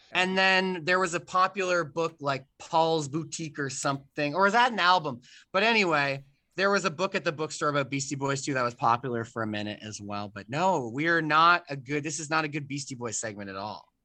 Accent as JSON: {"language": "English", "country": "Canada", "said": "I'm Canadian"}